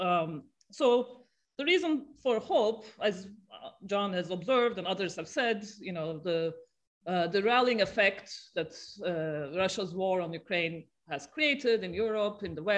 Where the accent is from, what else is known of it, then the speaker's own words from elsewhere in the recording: Turkey; I'm from Turkey